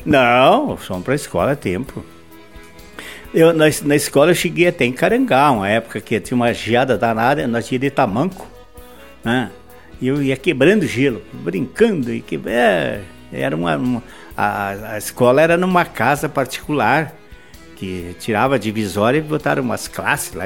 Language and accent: Portuguese; Soledade, Rio Grande do Sul, Brazil; now in Erechim, Brazil; eu nasci na, na, no interior de Soledade, uma campanha chamada Campo Bonito